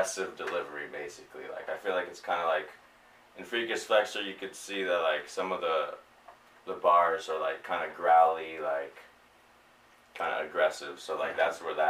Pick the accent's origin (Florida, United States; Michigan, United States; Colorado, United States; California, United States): California, United States; Pomona; I'm from Pomona